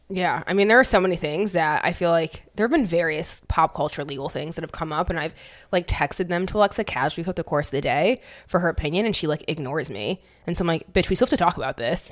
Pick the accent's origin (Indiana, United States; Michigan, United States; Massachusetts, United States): Michigan, United States; moved away as an adult; also born or lived in New York; I grew up in Michigan, super basic, like basic as fuck